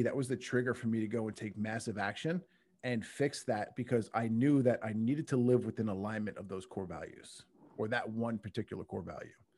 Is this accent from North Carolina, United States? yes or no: no; Long Island, New York, United States; I, I grew up in, uh, Long Island, New York